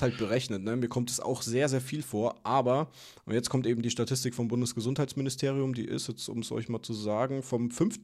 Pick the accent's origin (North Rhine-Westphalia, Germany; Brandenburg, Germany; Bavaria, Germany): Bavaria, Germany; Würzburg; moved away; Würzburg, wo ich herkomme, Weinstadt